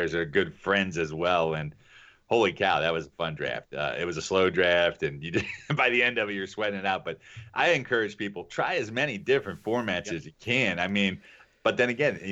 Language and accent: English; Kentucky, United States; I grew up in Kentucky. We start betting ponies when we're like 8 years old